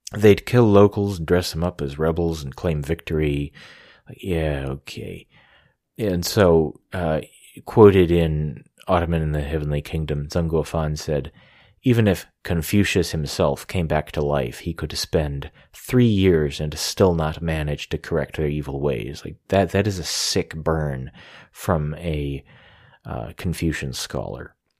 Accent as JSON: {"language": "English", "country": "United States", "said": "I'm an American"}